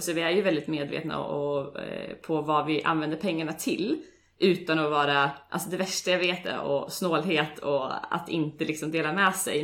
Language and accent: Swedish; Sweden; moved away as an adult; now in Oslo, Norway; Jag är eh, från Sverige som säkert många av er hör